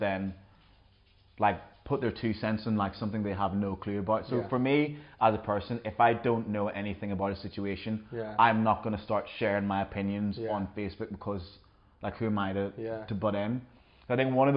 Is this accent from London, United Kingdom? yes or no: no; Northern Ireland, United Kingdom; also born or lived in Jamaica; now in Australia; I was born in Jamaica, but I lived most of my life in Northern Ireland. And then now I've been living in Australia